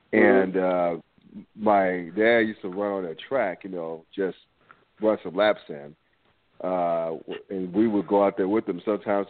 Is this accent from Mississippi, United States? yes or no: no; Winston-Salem, North Carolina, United States; also born or lived in New York; I'm originally from New York as well, but, you know, I grew up in North Carolina, like specifically in Winston-Salem.